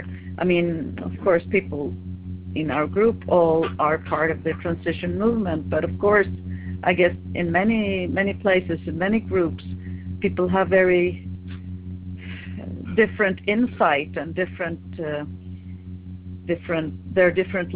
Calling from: Sweden; I'm calling from Sweden.

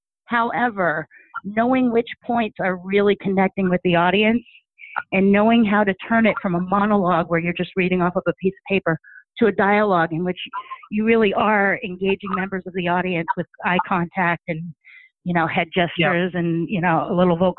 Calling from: Sturbridge, Massachusetts, United States; I'm calling from Sturbridge, Massachusetts.

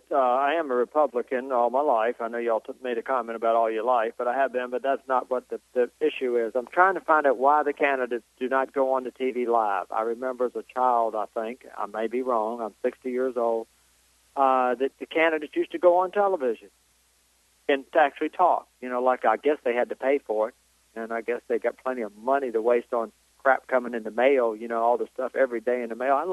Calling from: Virginia, United States; Virginia. Uh, no, Virginia.

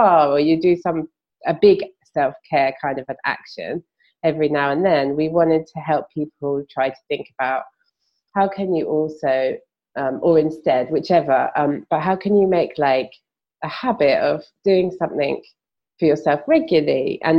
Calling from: London, United Kingdom; I'm podcasting from London, in the UK.

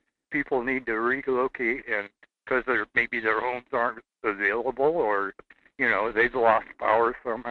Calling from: Seward, Alaska, United States; I'm calling you from Seward.

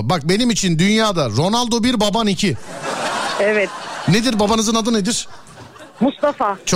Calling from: Samsun, Turkey; Samsun'dan arıyorum. Samsun'dan.

